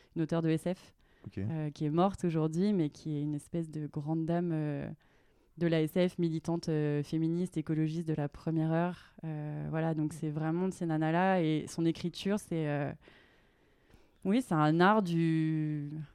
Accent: Clermont-Ferrand, Auvergne-Rhône-Alpes, France; moved away as an adult; also born or lived in Grenoble; now in Annecy, France; je viens de Clermont-Ferrand, euh, en Auvergne

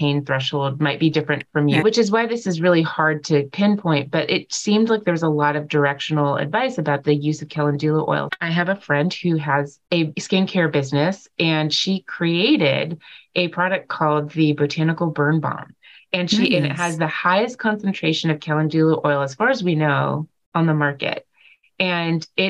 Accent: California, United States; moved away; I grew up in California

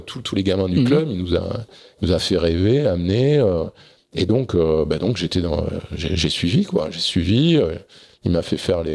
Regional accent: Bordeaux region, Nouvelle-Aquitaine, France; also born or lived in Arcachon; je suis né à Arcachon, pas très loin. Et j'ai vécu la plupart de, de mon adolescence euh, soit dans la région bordelaise

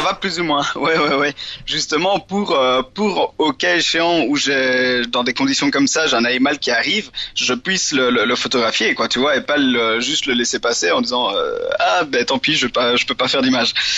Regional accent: central Belgium, Belgium; je suis belge, euh, j'ai 26 ah. ans. Euh, j'habite euh, plus ou moins dans le centre de la Belgique, donc, euh, dans les champs. c'est cool parce que je suis à une heure de voiture des Ardennes et une heure de voiture de la côte, donc c'est vrai que j'ai grandi dans un milieu assez varié

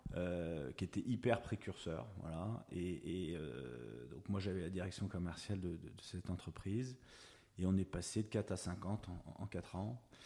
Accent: Hauts-de-Seine, Paris region, Île-de-France, France; also born or lived in Rueil-Malmaison / Boulogne-Billancourt; now in Saint-Cloud, France; je suis de la région parisienne, euh, je suis des Hauts-de-Seine

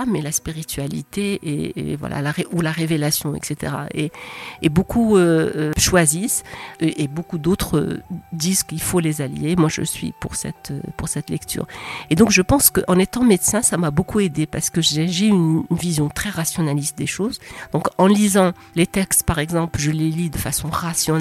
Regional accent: Rabat, Rabat-Salé-Kénitra, Morocco; je suis née à Rabat

